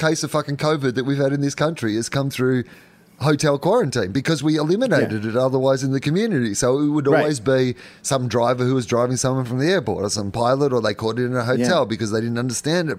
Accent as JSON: {"language": "English", "country": "Australia"}